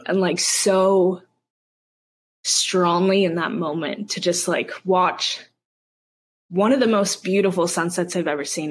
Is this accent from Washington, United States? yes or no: yes; Seattle, Washington, United States; I grew up in the Seattle area, mostly north of Seattle